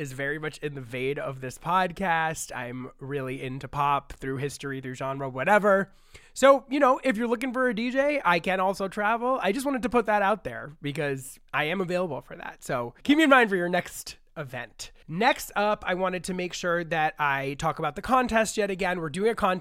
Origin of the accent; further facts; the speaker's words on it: New York, United States; I grew up in New York